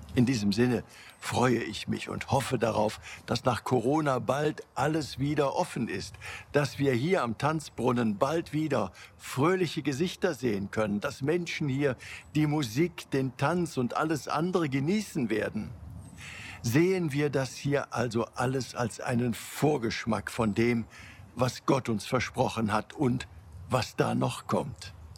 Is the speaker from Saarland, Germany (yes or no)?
no; Cologne, North Rhine-Westphalia, Germany; meine Heimatstadt Köln.